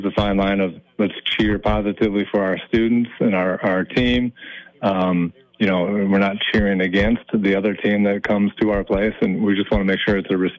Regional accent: Minneapolis, Minnesota, United States; In Southwest Minneapolis. So that was a great experience. I never thought in my life that I would be outside of the metro.

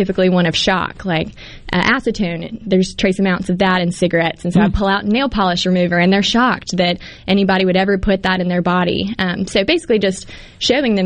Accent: Hattiesburg, Mississippi, United States; Hattiesburg, an Oak Grove High School graduate in 2014, and loved growing up

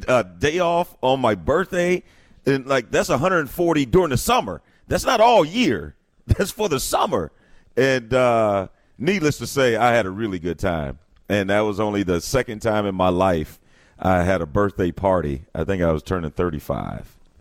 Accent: East St. Louis, Illinois, United States; I'm from East St. Louis

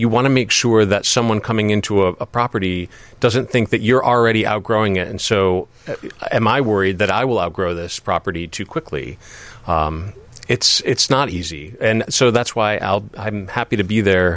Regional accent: East Coast, United States; also born or lived in Massachusetts / New York; now in Chicago, United States; I was born and raised in Massachusetts and New York, and spent the first part of my life out there

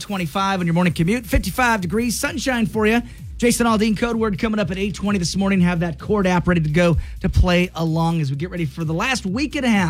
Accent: United States; growing up on the Grand Ronde River

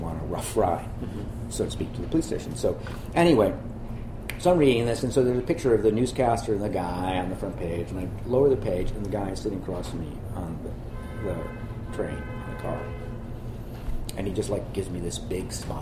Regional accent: Buffalo Grove, Illinois, United States; also born or lived in New York / Los Angeles; now in Baltimore, United States; I just grew up in a suburb

